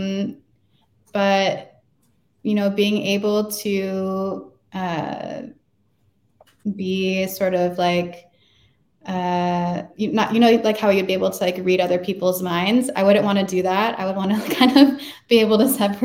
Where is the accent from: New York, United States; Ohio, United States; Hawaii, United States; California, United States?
Hawaii, United States; I'm from Hawaii and they purposely like don't teach Hawaiian language in schools.